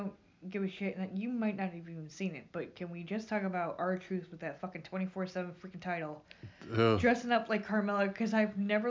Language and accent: English; Albany, New York, United States; I'm from Albany.